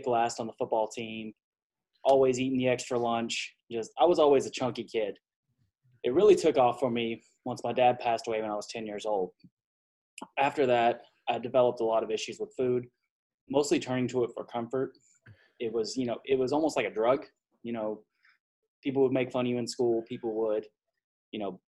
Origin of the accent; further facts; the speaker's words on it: Texas, United States; I was born and raised in Texas